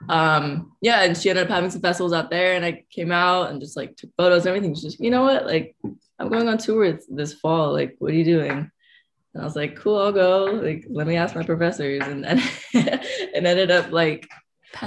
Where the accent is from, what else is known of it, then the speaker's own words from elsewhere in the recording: Oakland / San Francisco, California, United States; I grew up in Oakland, so I grew up in San Francisco